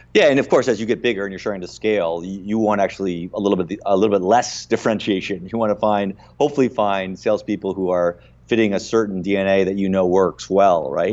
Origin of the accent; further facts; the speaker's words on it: Canada; as a Canadian founder